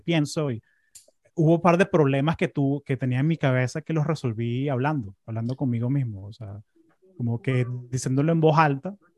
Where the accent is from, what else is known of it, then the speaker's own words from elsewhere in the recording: Caracas, Capital District, Venezuela; now in United States; yo me acuerdo cuando era chamo en Caracas